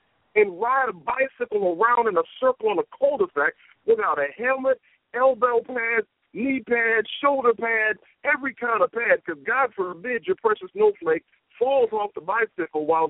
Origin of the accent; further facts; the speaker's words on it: Detroit, Michigan, United States; moved away; I'm originally from Detroit